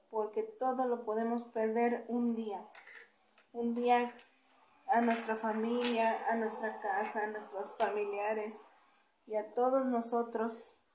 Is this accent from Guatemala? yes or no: no; Mexico; somos de México, que somos mexicanos.